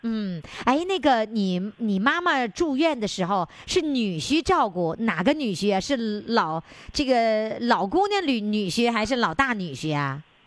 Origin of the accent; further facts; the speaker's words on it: Northeast China, China; 咱们东北人